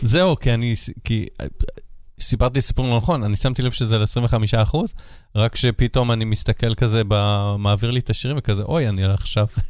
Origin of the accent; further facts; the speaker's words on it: Israel; מדינה שגדלתי בה, עיר שאני חי בה שבע שנים